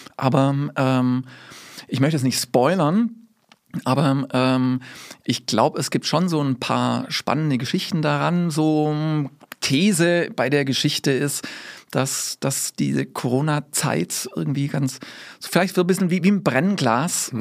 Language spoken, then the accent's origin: German; Swabia, Baden-Württemberg, Germany; now in Ames, United States; also ich bin mit Schwab, da wo ich herkomme, würde man sagen, Kurkaff